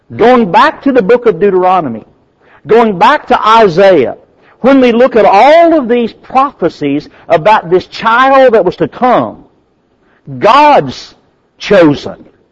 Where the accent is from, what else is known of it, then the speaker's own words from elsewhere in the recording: United States; I'm American